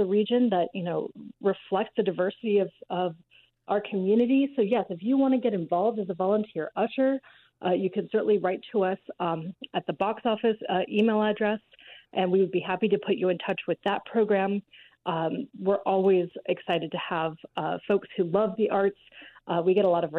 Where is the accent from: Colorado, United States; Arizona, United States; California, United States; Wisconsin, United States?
Arizona, United States; Tucson; now in Denver, United States; I grew up in Tucson, Arizona